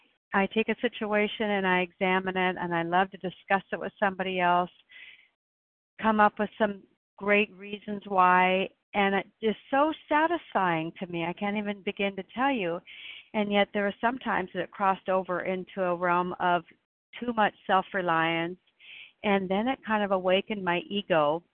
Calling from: Oregon, United States; I'm calling in from Oregon.

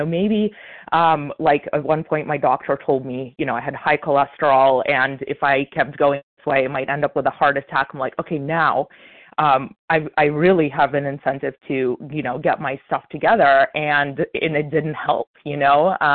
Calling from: Illinois, United States; This is uh … a recovered compulsive overeater from Illinois.

